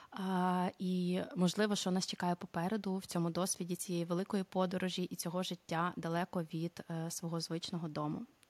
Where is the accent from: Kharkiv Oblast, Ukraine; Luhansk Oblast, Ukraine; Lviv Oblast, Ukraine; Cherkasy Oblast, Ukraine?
Cherkasy Oblast, Ukraine; Cherkasy; moved away as an adult; also born or lived in Italy; now in Netherlands; родом я з Черкас. Зараз знаходжуся в Нідерландах.